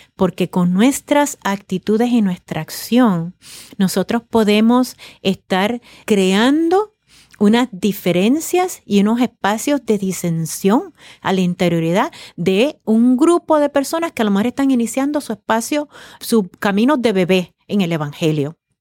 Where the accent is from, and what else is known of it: Puerto Rico